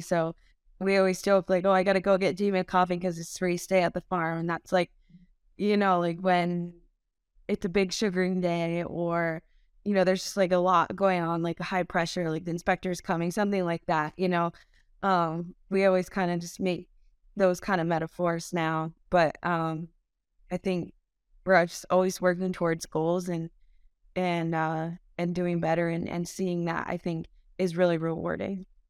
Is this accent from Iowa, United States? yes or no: no; Montgomery, Vermont, United States; I grew up in Montgomery, Vermont on a small Thai stall farm.